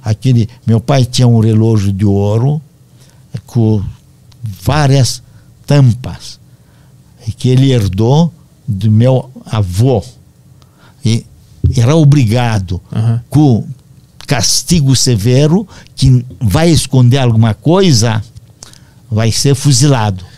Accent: Moinești, Romania; Portuguese is a second language; now in Brazil; Quando invadiram meu país natal

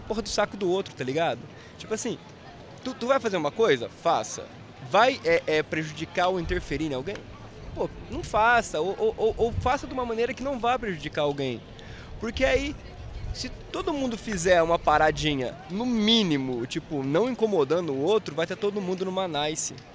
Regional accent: interior of Paraná, Brazil; also born or lived in Curitiba; eu não nasci em Curitiba, nasci no interior do Paraná. E aí eu fui ah, pra entendi. Curitiba depois de uns 22 anos.

